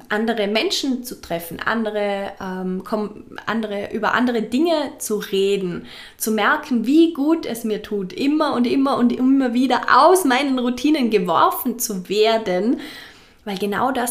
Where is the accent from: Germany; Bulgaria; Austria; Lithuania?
Austria; Vorarlberg; now in Fuerteventura, Spain; einige Wochen in meiner Heimat in Vorarlberg. Es war wunderschön. Ich habe es sehr geliebt und bin jetzt gerade wieder zurück auf Fuerteventura, meiner momentanen zweiten Heimat.